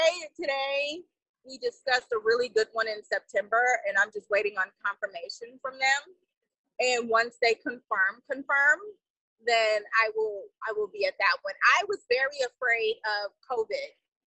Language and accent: English; Houston, Texas, United States; I'm from Houston.